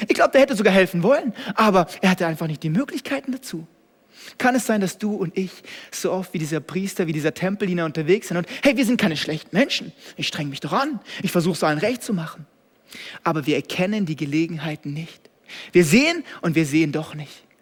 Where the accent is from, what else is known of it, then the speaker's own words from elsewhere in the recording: Germany; Ich kannte es als Deutscher gar nicht, dass es sowas gibt.